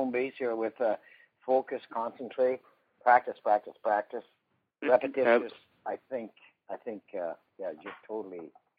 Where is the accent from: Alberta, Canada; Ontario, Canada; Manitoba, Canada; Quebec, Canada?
Alberta, Canada; I'm from Alberta